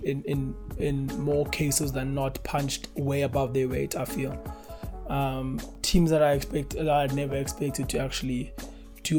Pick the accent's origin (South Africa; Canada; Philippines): South Africa; as a South African sporting nation